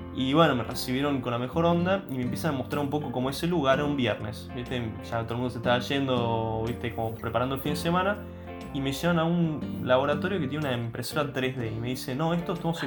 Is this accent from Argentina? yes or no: yes; Argentina; siendo argentino, yo no hablaba francés